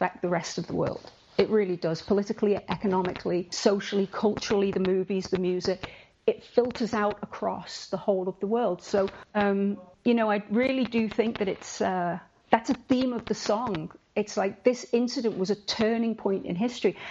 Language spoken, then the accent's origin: English; Liverpool, North West England, United Kingdom; I'm a Scouser